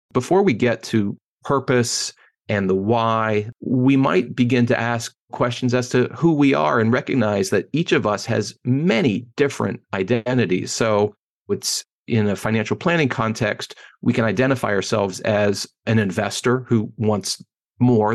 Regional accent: Pittsburgh, Pennsylvania, United States; moved away as an adult; also born or lived in Ann Arbor, Michigan / Washington, D.C.; now in Chicago, United States; I grew up in Pittsburgh, Pennsylvania. I live in Chicago now, but born and raised in Pittsburgh

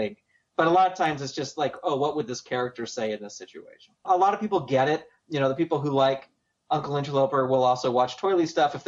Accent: San Francisco Bay Area, California, United States; I grew up in the San Francisco Bay Area

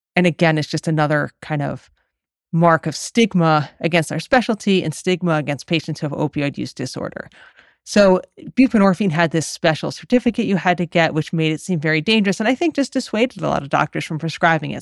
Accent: Massachusetts, United States; I'm from Massachusetts

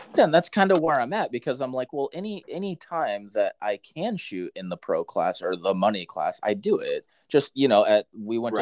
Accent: Centralia, Washington, United States; I am from Washington. Yeah, Centralia, up there, j- just south of Olympia and Puyallup area

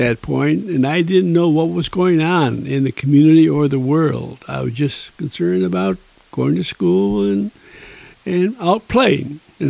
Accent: Niagara Falls, New York, United States; moved away as an adult; now in Kerrville, United States; I was born in the year 1930 in the beautiful city of Niagara Falls, New York.

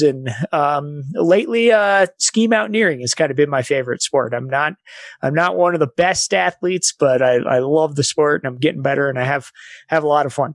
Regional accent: Evergreen, Colorado, United States; also born or lived in Salida, Colorado; I grew up in Evergreen, Colorado

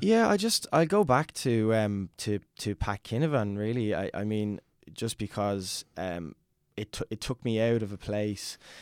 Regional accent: Dublin, Leinster, Ireland; I'm from Fairhouse, Chacoacha, which is, um, kind of on the outskirts of, of Southwest Dublin

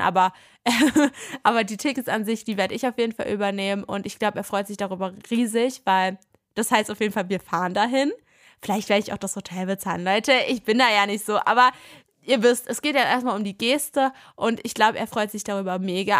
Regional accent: Berlin, Germany; wir kommen ja aus Berlin, wir wohnen hier

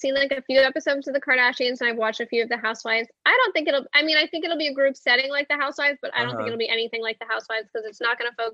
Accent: Albany, New York, United States; now in Los Angeles, United States; I'm from Albany, New York

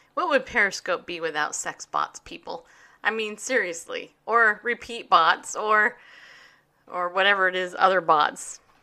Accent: California, United States; I grew up in California, I got saved in California.

